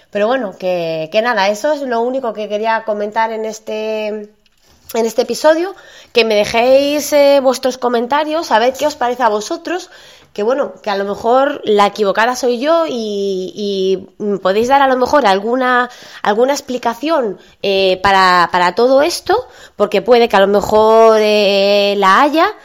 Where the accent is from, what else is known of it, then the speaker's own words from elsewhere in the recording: northern Spain, Spain; a lo mejor yo, como soy del norte de España, a lo mejor soy más, soy más fría o lo que sea